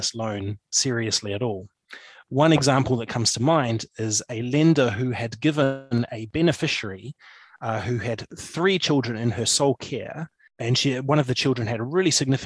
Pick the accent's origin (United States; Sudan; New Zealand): New Zealand; Papakura, Auckland; moved away as an adult; now in Motueka, New Zealand; I grew up in Papakura